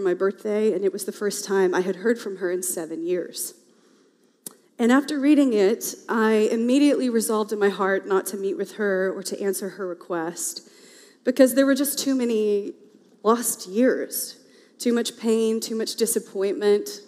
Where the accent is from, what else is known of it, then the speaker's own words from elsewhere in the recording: the South, United States; now in Portland, United States; I am a Southerner by birth